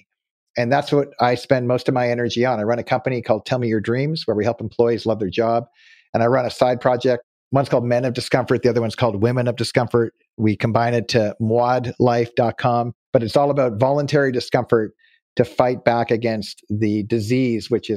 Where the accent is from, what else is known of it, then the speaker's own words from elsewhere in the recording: Nova Scotia, Canada; also born or lived in California; now in Auburn, California, United States; now that I live in California, but I grew up in Nova Scotia, Canada